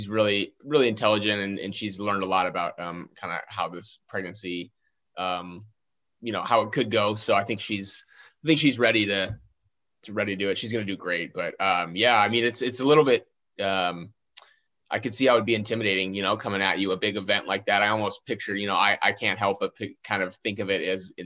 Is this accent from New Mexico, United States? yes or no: no; Fairbanks, Alaska, United States; I grew up in Fairbanks, Alaska, which is kind of in the middle of Alaska